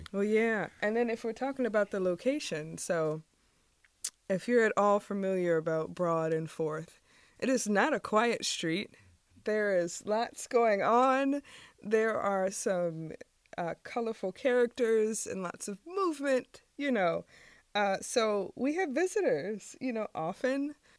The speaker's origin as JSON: {"language": "English", "town": "Richmond", "region": "Virginia", "country": "United States", "tie": "born or raised there", "also_born_or_lived": "Maryland/Washington, D.C. area", "moved": "as an adult", "said": "I grew up in Richmond, and so coming back to Richmond after being away from, for a while"}